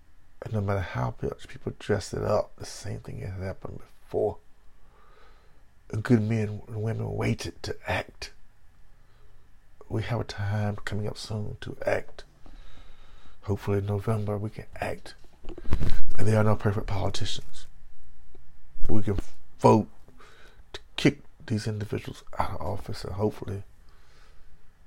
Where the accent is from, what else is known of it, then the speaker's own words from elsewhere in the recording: Belhaven, North Carolina, United States; moved away; my hometown of Bellhaven